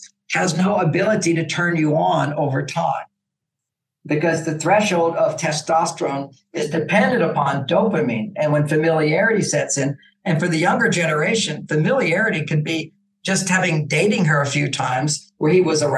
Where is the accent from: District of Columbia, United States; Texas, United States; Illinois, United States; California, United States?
Texas, United States; I grew up in Texas. I became a cowboy